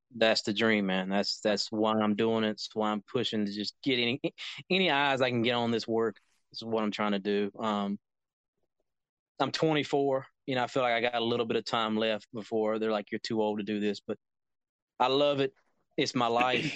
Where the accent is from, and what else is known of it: North Carolina, United States; born or raised there